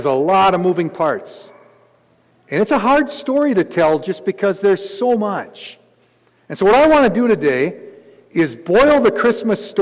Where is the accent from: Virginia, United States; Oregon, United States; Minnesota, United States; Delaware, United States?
Minnesota, United States; Gaylord; I come from a podunk town out in the middle of nowhere. I'm from Gaylord, Minnesota